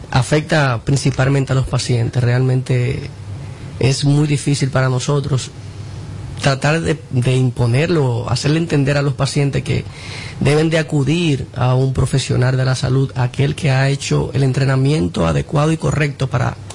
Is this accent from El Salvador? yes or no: no; Dominican Republic; also born or lived in Mexico; a veces se nos pega un poquito el acento, pero soy puramente dominicano.